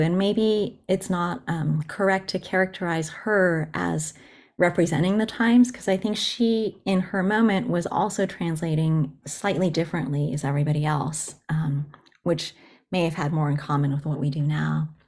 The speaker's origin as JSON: {"language": "English", "country": "United States", "tie": "born or raised there", "also_born_or_lived": "Japan", "first_language": "Japanese", "second_language": "English", "said": "And then I grew up in the U S and was educated in English"}